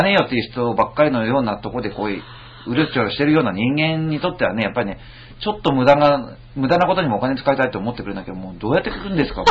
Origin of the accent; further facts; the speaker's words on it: Ishikawa, Japan; まあ僕の出身石川なんで